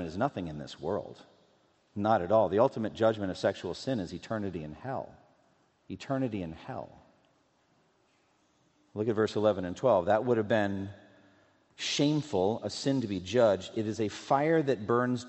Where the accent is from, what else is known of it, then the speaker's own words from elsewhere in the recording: Massachusetts, United States; moved away; also born or lived in Louisville, Kentucky; I'm from Massachusetts